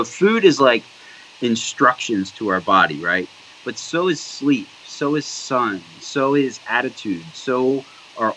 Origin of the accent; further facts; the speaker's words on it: New Jersey, United States; moved away as an adult; also born or lived in Georgia; now in Pittsburgh, United States; I grew up on the East Coast in New Jersey